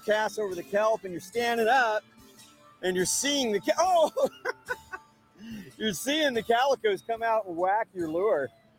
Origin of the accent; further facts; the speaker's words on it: San Diego, California, United States; Well, I hope you've enjoyed this visit to my hometown here in San Diego